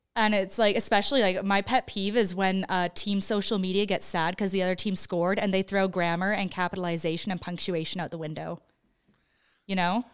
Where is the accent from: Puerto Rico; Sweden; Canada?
Canada; Creston, British Columbia; moved away; my hometown of Creston, B C